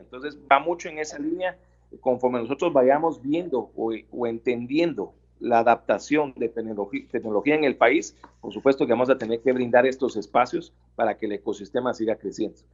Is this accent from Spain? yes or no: no; Guatemala; como guatemaltecos